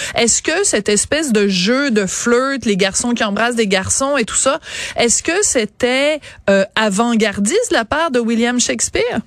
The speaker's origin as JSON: {"language": "French", "country": "France", "accent": "French (France)", "said": "mon accent français à moi"}